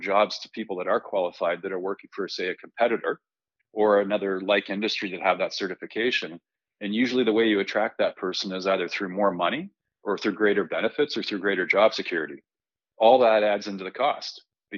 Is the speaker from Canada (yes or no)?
yes; Canada; As a Canadian